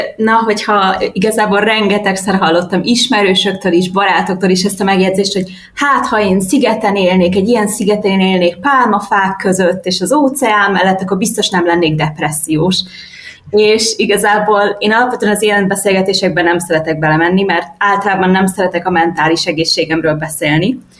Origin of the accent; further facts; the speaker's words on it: Budapest, Hungary; moved away as an adult; also born or lived in Fuerteventura, Spain; now in Tenerife, Spain; én Budapesten nőttem föl